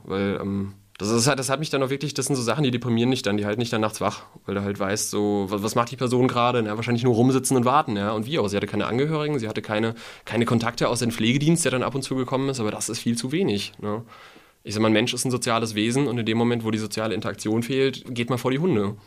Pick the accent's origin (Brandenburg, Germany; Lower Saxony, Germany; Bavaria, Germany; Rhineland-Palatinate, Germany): Rhineland-Palatinate, Germany; Mainz; also born or lived in Udenheim; Ich bin in Mainz aufgewachsen. Ich bin sogar, Fun Fact, am Rosenmontag geboren, 1992.